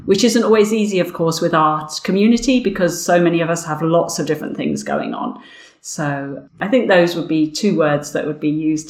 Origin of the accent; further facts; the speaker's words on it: Windsor, South East England, United Kingdom; accent: Berkshire, Windsor accent; also born or lived in Wimbledon, London; now in London, United Kingdom; this accent, I guess, is a Berkshire, a Windsor accent